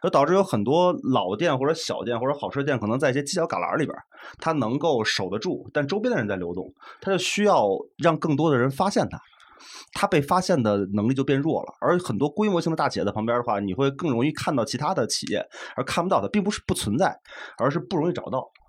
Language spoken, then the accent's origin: Chinese; Beijing, China; 我们主要是就是因为我从小在这长大嘛，然后